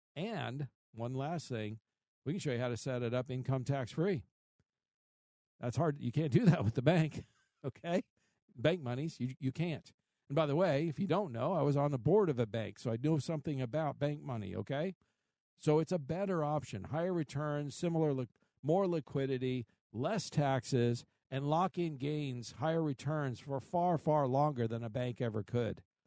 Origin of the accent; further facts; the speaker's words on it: Midwest, United States; I grew up in the Midwest